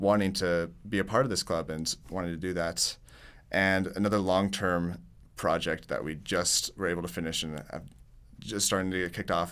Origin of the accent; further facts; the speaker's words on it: Tulsa, Oklahoma, United States; I'm from Tulsa, Oklahoma.